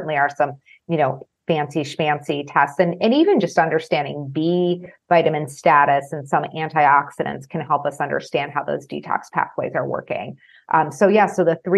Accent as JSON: {"language": "English", "town": "Chicago", "region": "Illinois", "country": "United States", "said": "I'm from Chicago"}